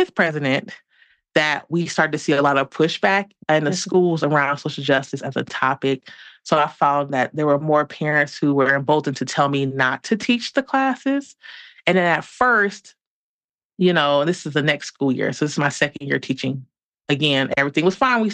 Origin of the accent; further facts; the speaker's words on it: Detroit, Michigan, United States; moved away as an adult; now in Denver, United States; I'm originally from Detroit.